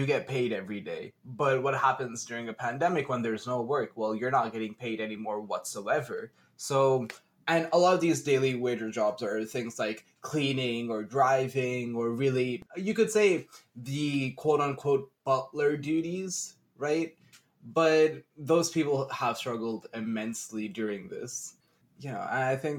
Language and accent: English; Pakistan; we're both Pakistani